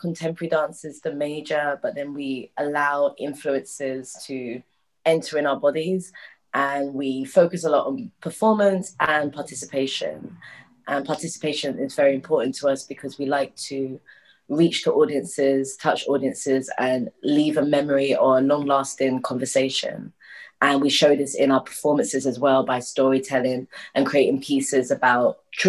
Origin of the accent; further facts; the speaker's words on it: London, United Kingdom; And we're twin sisters. We are from London, born and raised. Our parents are from Barbados.